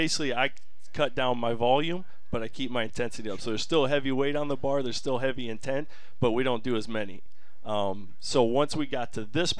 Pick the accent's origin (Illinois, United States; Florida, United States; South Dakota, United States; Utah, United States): South Dakota, United States; Parker; also born or lived in North Carolina; I'm originally from Parker, South Dakota. South Dakota born and raised.